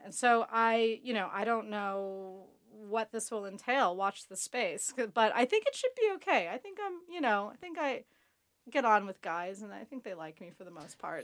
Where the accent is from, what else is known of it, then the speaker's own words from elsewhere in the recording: United States; now in London, United Kingdom; I'm from America